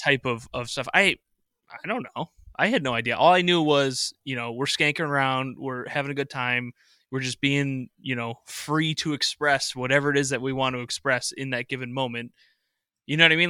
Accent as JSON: {"language": "English", "town": "Rochester", "region": "New York", "country": "United States", "tie": "born or raised there", "said": "I grew up in Rochester, New York, so I'm out in Western New York"}